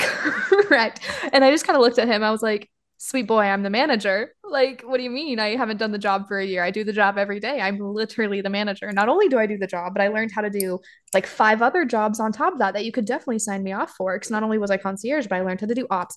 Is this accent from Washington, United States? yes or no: yes; Washington, United States; moved away as an adult; my hometown